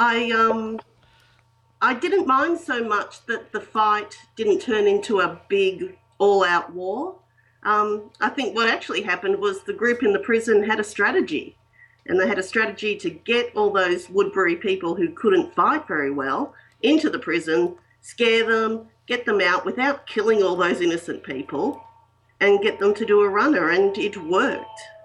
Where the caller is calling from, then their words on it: Melbourne, Victoria, Australia; I'm calling from Melbourne in Australia